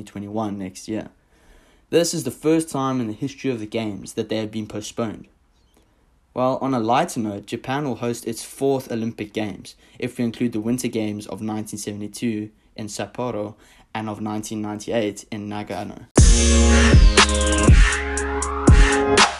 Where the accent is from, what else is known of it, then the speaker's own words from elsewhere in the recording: South Africa; now in United States; my home country, South Africa